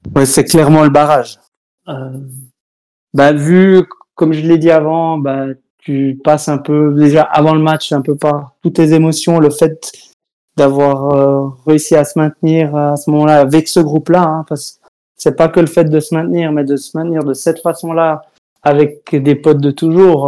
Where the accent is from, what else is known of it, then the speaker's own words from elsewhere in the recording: Switzerland; Chez nous en Suisse